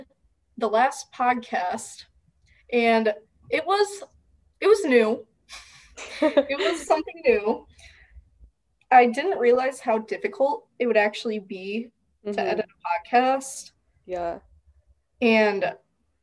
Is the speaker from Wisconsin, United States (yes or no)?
yes; Wisconsin, United States; I'm from Wisconsin